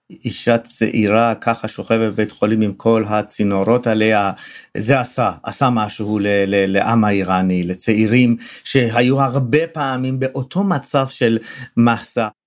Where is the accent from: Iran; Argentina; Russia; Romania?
Iran; moved away as an adult; now in Israel; אני בגיל 21 עליתי לישראל. אני חי ונושם איראן מאז שאני פה, אז אה, איראן זה חלק ממני, חלק ממשפחתי וחלק מהחיים היומיומיים שלי בישראל.